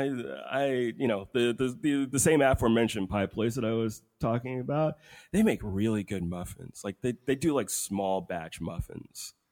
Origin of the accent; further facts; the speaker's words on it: United States; I'm an American.